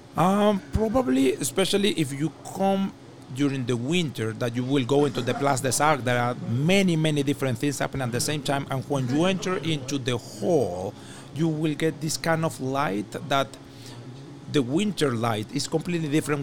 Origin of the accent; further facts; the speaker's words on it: Venezuela; moved away as an adult; now in Montreal, Canada; I come from Venezuela